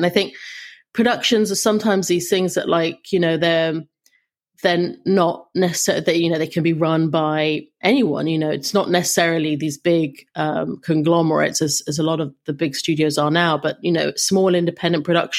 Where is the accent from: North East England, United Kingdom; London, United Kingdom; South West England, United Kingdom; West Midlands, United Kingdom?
London, United Kingdom; now in Los Angeles, United States; I came to LA from London, and it was surprising to me.